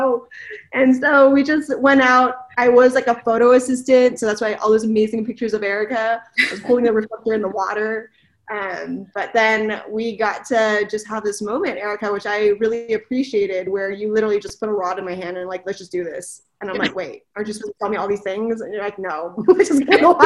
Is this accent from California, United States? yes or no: yes; California, United States; moved away; I am originally from California